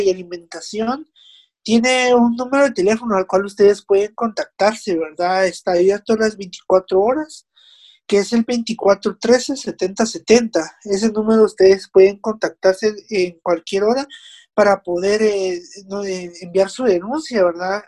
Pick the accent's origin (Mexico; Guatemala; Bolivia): Guatemala; Nosotros como ciudadanos guatemaltecos responsables